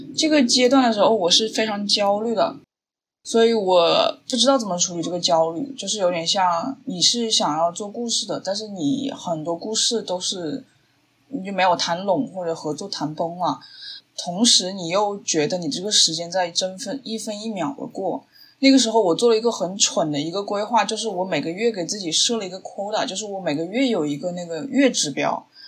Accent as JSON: {"language": "Chinese", "town": "Changsha", "region": "Hunan", "country": "China", "accent": "Changsha-accented Mandarin", "moved": "yes", "lives_now": "Washington, United States", "said": "我是湖南人，所以我讲话有可能有长沙的那种塑料普通话的口音"}